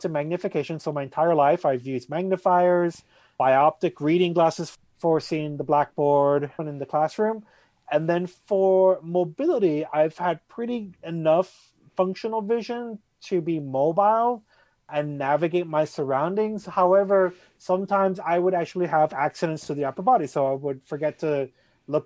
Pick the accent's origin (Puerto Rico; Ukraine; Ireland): Puerto Rico; now in Boston, United States; I'm originally from Puerto Rico